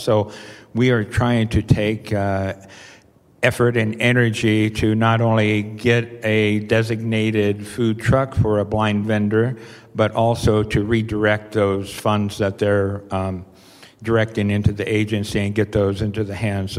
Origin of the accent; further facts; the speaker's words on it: Portland, Oregon, United States; born and raised in Portland, Oregon